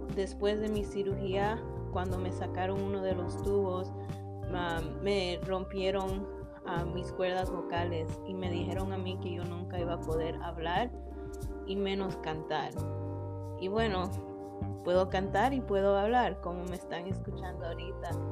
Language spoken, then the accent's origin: Spanish; Toronto, Ontario, Canada; soy de Toronto, Canadá nací y crecí aquí con padres que son de Ecuador